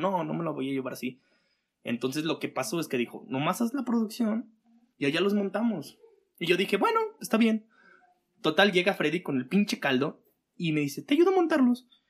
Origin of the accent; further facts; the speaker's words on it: Aguascalientes, Mexico; vengo de aquí de Aguascalientes, donde es un clima como más fresquecito